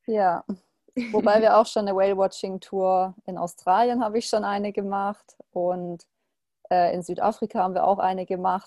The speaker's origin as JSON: {"language": "German", "country": "Germany", "said": "bei uns in Deutschland"}